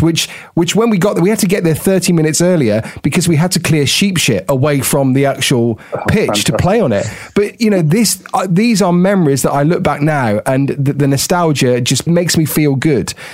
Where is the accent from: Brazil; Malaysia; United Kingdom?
United Kingdom; Tenbury Wells, West Midlands; I grew up in in Worcestershire, you know, a, a very small, tiny little village called Tenbury Wells